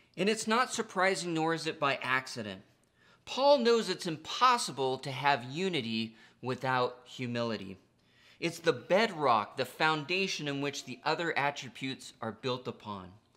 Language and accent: English; United States; being American is not the most important part of my identity